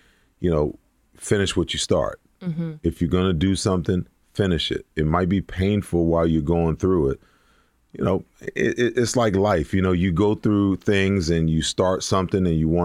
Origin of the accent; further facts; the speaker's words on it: New York, United States; growing up where I grew up in New York, football wasn't really a big sport. New York at that time was a huge basketball, you know, state